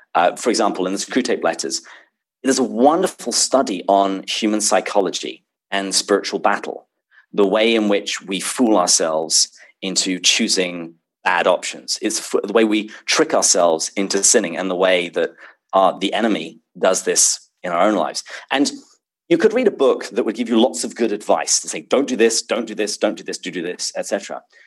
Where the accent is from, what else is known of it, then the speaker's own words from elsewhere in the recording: England, United Kingdom; accent: British; also born or lived in Seattle; now in San Diego, United States; I was born and raised in England uh, before I came to bless America